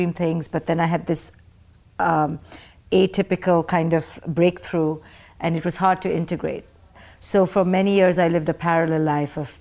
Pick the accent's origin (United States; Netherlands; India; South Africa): India; moved away; I was born in India